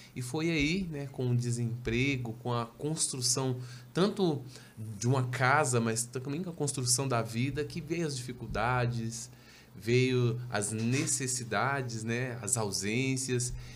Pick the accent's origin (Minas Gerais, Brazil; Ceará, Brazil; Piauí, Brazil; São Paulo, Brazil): Minas Gerais, Brazil; Belo Horizonte; Sou natural de Belo Horizonte, Minas